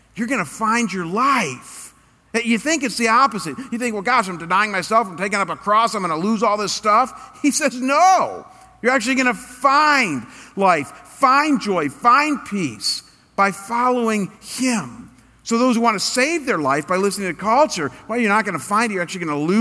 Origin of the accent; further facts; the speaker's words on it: United States; I'm an American